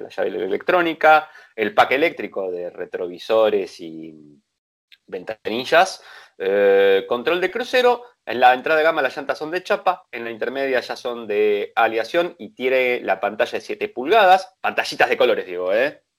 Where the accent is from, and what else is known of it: Argentina